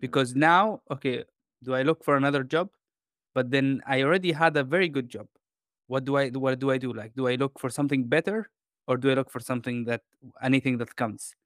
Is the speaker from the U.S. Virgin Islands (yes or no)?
no; Jordan; moved away; also born or lived in London / Spain / Denmark / Italy; I grew up in Jordan in, um, I would say in a humble, uh, you know, like, environment.